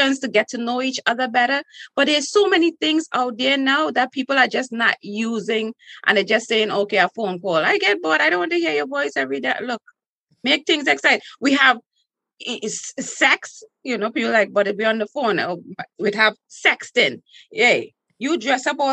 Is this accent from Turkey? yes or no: no; Trinidad & Tobago; accent: Trinidadian; now in United States; in school in Trinidad